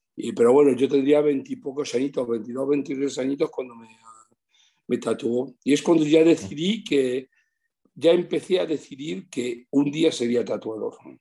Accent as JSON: {"language": "Spanish", "country": "Switzerland", "tie": "born or raised there", "also_born_or_lived": "Madrid, Spain", "moved": "as an adult", "lives_now": "Spain", "said": "me he criado en Suiza y, tengo unos recuerdos increíbles. He hecho toda mi infancia y mi juventud en Suiza hasta los 29 años"}